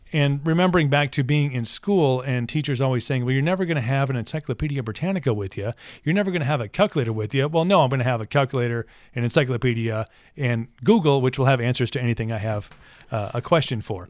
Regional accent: United States; also born or lived in Ireland; as an American

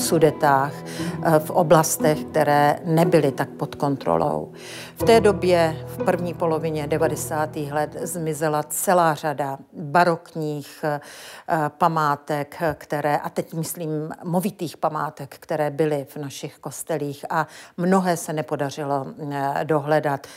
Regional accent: Ostrava region, Moravian-Silesian Region, Czechia; Já pocházím z Ostravska a svou památkovou praxi jsem v Ostravě v 80. letech začínala

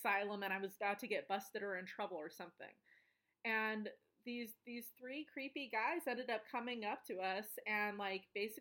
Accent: Colorado, United States; my hometown in Colorado

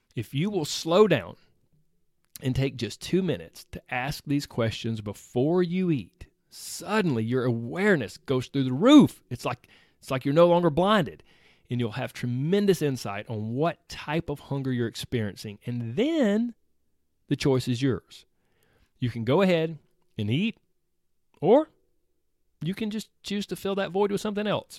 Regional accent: the South, United States; I was raised in the South where everything centers around food

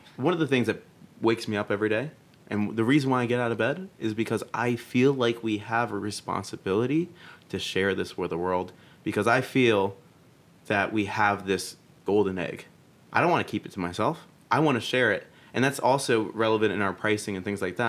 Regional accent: Boston, Massachusetts, United States; moved away as an adult; now in New York, United States; I'm actually from Boston

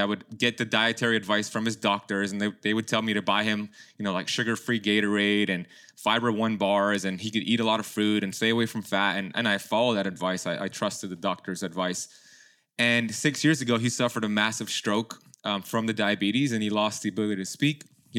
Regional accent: Miami, Florida, United States; born there; my parents immigrated from Iran back in the 70s, and they had my sister and then me, and I was born here in Miami.

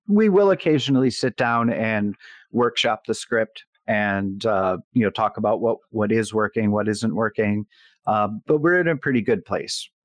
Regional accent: Buffalo, New York, United States; I'm from Buffalo, New York

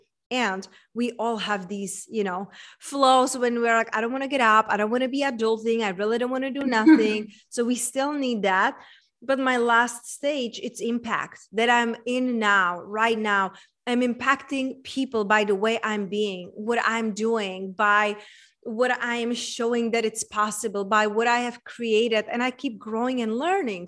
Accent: Czechia; also born or lived in United States; now in Tulum, Mexico; I was raised and born in Czech Republic

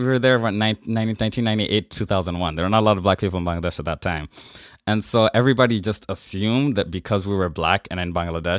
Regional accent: Nigeria; born there; But I was born in Nigeria and have my birth certificate like being Nigerian.

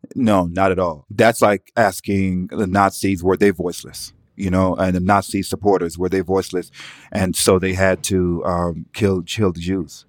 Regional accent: Atlanta, Georgia, United States; I'm from Atlanta, Zone Six.

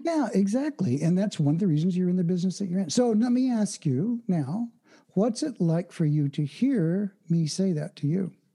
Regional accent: Oklahoma, United States; I was born and raised in Oklahoma, which is the Midwest of the United States

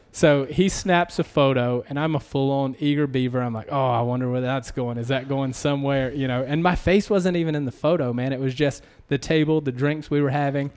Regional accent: South Carolina, United States; accent: Southern; moved away as an adult; also born or lived in Las Vegas / Southern California; I was from South Carolina

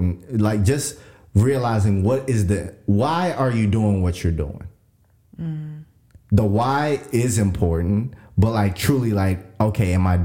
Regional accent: Kenya; moved away; I was African and I was like, I'm from Kenya.

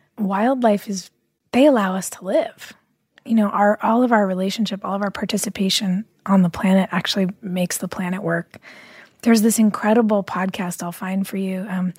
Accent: Los Angeles, California, United States; I grew up here in Los Angeles, but we used to spend so much of our time in the summer in this really tiny, like 5,000 person ranch town in Central California.

